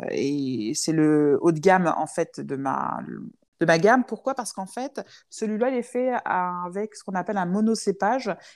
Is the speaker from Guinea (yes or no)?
no; France; même si je suis chez moi aussi ici, parce que je suis française, hein